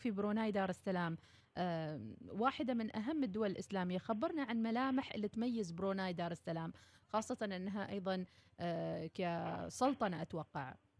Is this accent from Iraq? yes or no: no; Oman; كعمانيين هنا في داخل الوطن